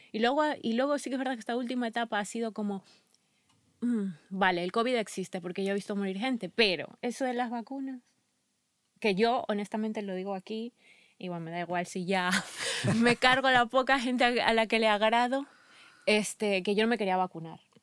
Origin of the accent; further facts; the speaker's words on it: Ecuador; moved away; soy ecuatoriana